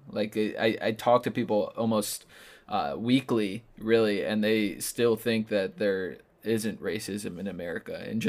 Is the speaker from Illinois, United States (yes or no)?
yes; Chicago, Illinois, United States; moved away; originally from Chicago. Mm-hmm. And just hearing, like, I grew up in I'm 100% Puerto Rican, grew up in an area of Chicago called Humble Park, where it's essentially little Puerto Rico.